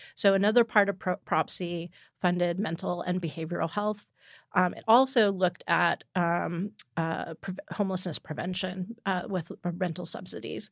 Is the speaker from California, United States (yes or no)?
yes; East Bay, California, United States; now in San Francisco, United States; I grew up in the East Bay